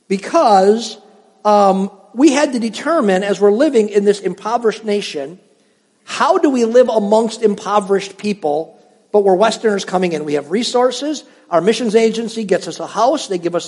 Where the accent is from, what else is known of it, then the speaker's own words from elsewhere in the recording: Cedarburg, Wisconsin, United States; moved away as an adult; also born or lived in Upper Peninsula of Michigan; I was raised in Cedarburg in a middle-class home